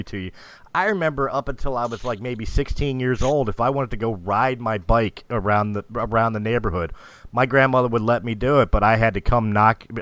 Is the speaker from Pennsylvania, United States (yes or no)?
yes; Philadelphia, Pennsylvania, United States; I grew up in Philadelphia.